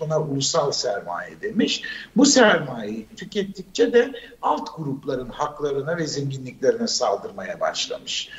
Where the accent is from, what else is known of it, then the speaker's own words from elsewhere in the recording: Turkey; moved away as an adult; Biz ilkokulu okurken yedi bölgeydi bizim ülkemiz.